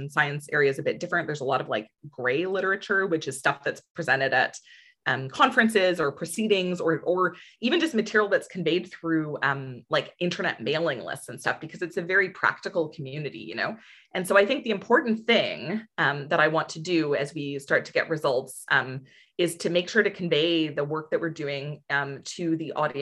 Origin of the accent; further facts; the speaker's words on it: Ontario, Canada; moved away as an adult; also born or lived in Alberta; I'm from Ontario.